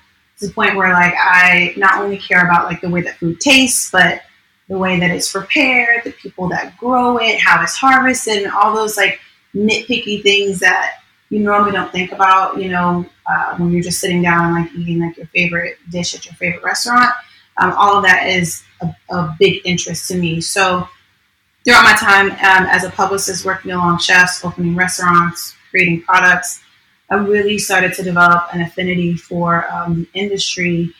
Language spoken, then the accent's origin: English; New York, United States; now in Orlando, United States; I'm originally from New York.